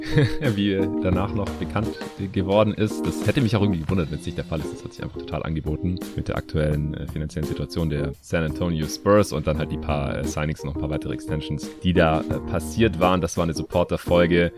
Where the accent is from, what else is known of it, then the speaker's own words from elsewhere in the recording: Stuttgart, Baden-Württemberg, Germany; moved away; in meine alte Heimat nach Stuttgart